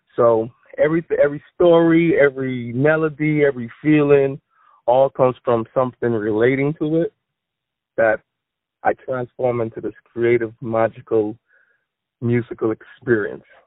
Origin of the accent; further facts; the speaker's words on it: Bahamas; now in Florida, United States; I am from the Bahamas, but I am residing in Florida at the moment.